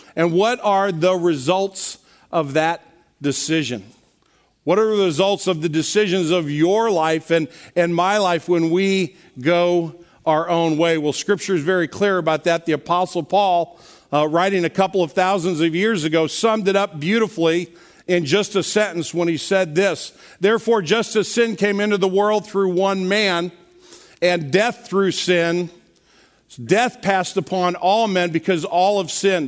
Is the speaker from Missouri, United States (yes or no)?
yes; Kirkwood, Missouri, United States; I grew up in, here in Kirkwood uh, on a street called Nurk Avenue